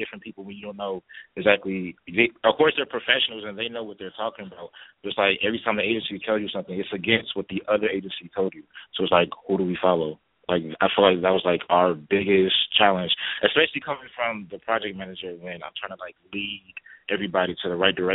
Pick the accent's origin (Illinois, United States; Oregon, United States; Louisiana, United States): Illinois, United States; Country Club Hills; I'm from the South Suburbs and Country Club Hills